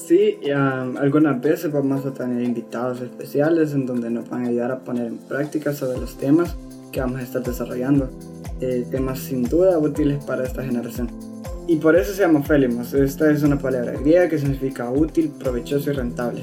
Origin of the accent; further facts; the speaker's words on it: El Salvador; tengo 15 años y soy del Salvador